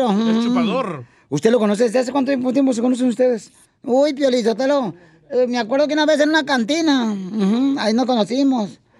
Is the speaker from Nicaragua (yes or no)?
yes; Nicaragua; now in United States; Soy de Nicaragua.